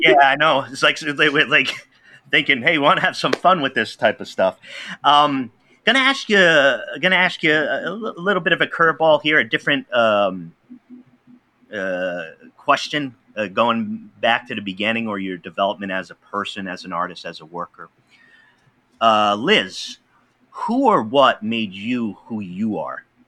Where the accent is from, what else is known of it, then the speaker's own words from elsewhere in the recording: Pawtucket, Rhode Island, United States; I grew up in Pawtucket, Rhode Island